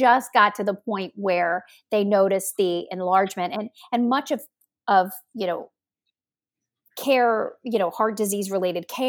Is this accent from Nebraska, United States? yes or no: no; Kentucky, United States; also born or lived in Ohio; I was born in Ohio, even though I was raised in Kentucky, and I was born near Cleveland